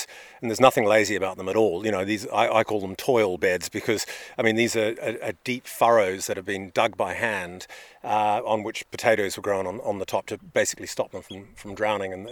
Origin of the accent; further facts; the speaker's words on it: New Zealand; now in United Kingdom; Well, I'm a New Zealander by birth. I moved to the UK many years ago.